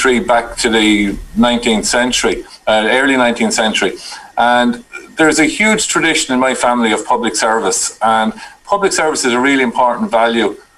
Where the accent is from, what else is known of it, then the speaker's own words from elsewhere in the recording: New Ross, Leinster, Ireland; now in Carlow, Ireland; I was born and reared just outside of New Ross in County Wexford.